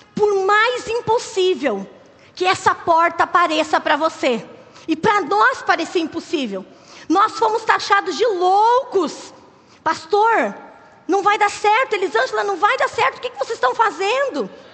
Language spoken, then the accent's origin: Portuguese; Curitiba, Paraná, Brazil; moved away as an adult; also born or lived in Acre; nós somos de Curitiba, somos curitibanos